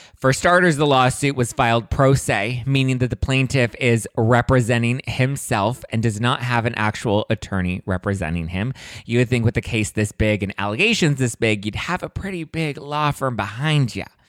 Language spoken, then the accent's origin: English; Los Angeles, California, United States; I was born and, born and raised in Los Angeles.